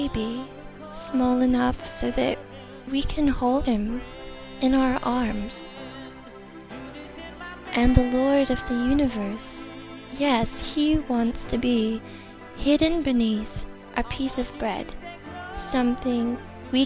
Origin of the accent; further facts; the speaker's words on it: United States; I'm 28, and I'm from America